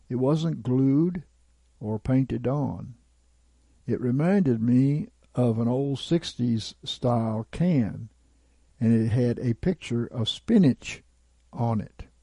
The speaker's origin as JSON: {"language": "English", "town": "Jason", "region": "Indiana", "country": "United States", "tie": "born or raised there", "said": "So I started walking down the road in the town where I grew up in Jason, Indiana, on South Meridian Street."}